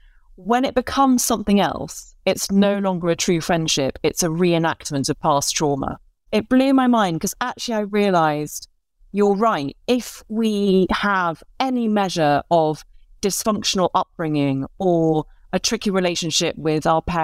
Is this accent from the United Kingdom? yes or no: yes; Northern Ireland, United Kingdom; also born or lived in London; I was born in London, but I grew up in the north of Ireland. And it was a very specific time to move there as an English person